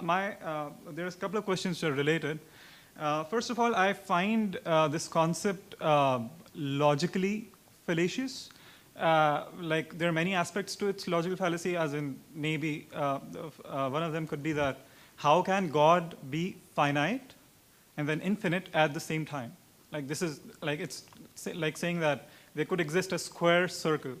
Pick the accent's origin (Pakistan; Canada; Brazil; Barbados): Pakistan; I'm from Pakistan